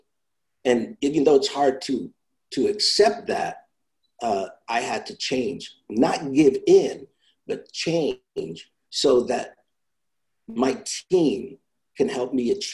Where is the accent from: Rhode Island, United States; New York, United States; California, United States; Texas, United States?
New York, United States; also born or lived in Italy; I come from Italy. Then I grew up in New York. So, you know, I grew up in a little rough neighborhood where we had our own slang